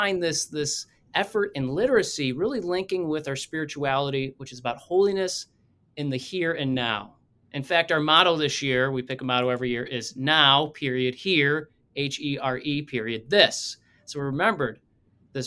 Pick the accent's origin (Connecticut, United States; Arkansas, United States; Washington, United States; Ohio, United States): Ohio, United States; Toledo; My background, grew up here in Toledo, Ohio